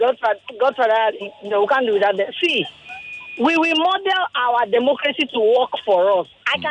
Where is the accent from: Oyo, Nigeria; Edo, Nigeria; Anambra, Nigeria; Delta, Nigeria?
Edo, Nigeria; now in Lagos, Nigeria; I'm from Edo.